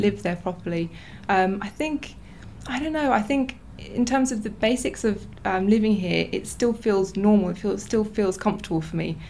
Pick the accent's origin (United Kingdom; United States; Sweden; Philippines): United Kingdom; England; moved away as an adult; now in Novi Sad, Serbia; born and raised in England